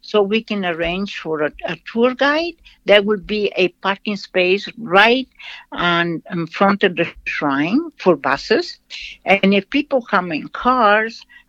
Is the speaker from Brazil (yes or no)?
yes; Brazil; moved away; I am from Brazil.